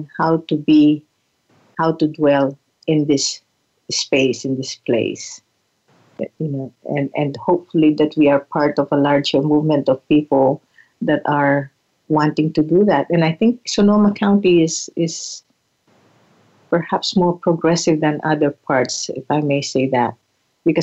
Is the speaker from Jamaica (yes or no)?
no; Philippines; now in Santa Rosa, United States; as a Filipina, as a settler, as a woman of color